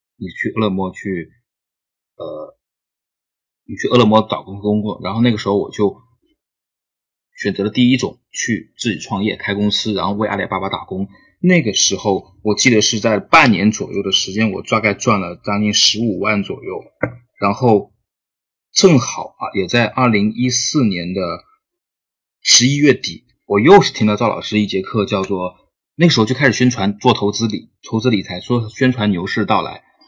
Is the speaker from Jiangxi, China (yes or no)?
yes; Jiangxi, China; now in Shenzhen, China; 我是江西人，我是二零一二年毕业的。然后呢，一直在深圳工作